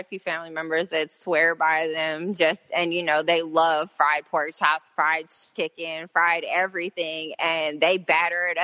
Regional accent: East Coast, Maine, United States; moved away; I was born on the East Coast, and I remember being in like 6-8 feet of snow in Maine

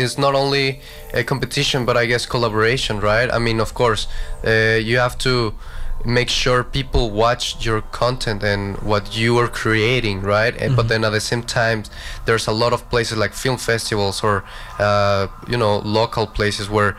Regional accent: Guadalajara, Jalisco, Mexico; now in Vancouver, Canada; I just came back from my hometown, right? I come from Guadalajara, right? It's a beautiful place in Mexico

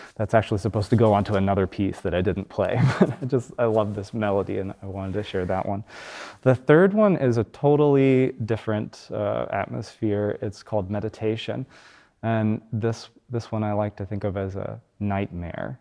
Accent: Alabama, United States; where I grew up in Alabama

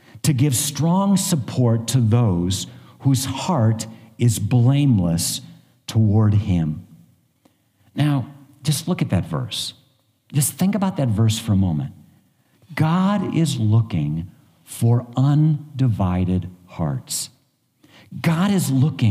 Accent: northern Ohio, United States; I grew up in northern Ohio

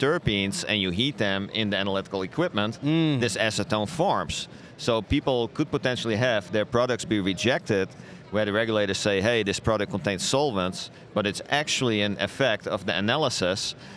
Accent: Netherlands; now in United States; So I'm from the Netherlands originally, but it's been 12 years.

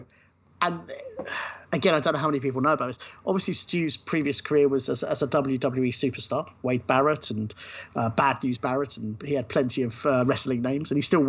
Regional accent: Brighton, South East England, United Kingdom; Brighton, which is my hometown

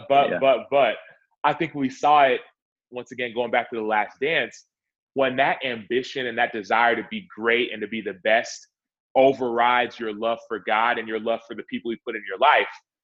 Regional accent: Dallas, Texas, United States; I'm from Dallas, Texas

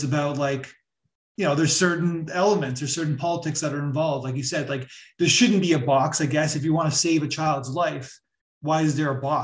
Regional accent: Canada; I'm Canadian as well

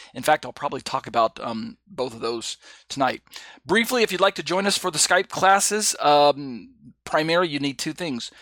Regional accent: United States; moved away as an adult; now in South Korea; I was born and raised in the United States

